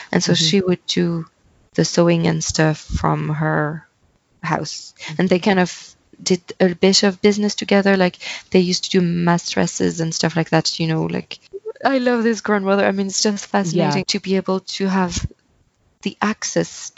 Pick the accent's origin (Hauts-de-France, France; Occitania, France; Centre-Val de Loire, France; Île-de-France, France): Centre-Val de Loire, France; born or raised there; English is a second language; moved away as an adult; also born or lived in Paris, France; now in Ireland